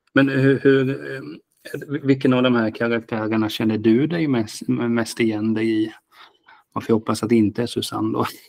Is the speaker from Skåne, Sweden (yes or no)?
no; Hultsfred, Kalmar County, Sweden; jag är från Hultsfred